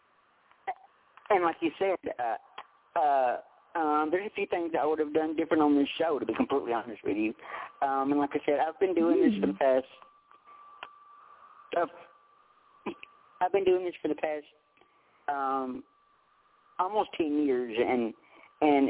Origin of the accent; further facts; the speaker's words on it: about 2.5 hours west of Nashville, Tennessee, United States; I'm from about 2.5 hours west of Nashville, around the current Mississippi area